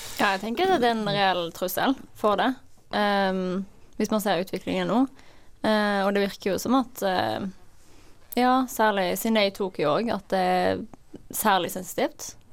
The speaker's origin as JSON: {"language": "Norwegian", "country": "Norway", "said": "oss som nordmenn"}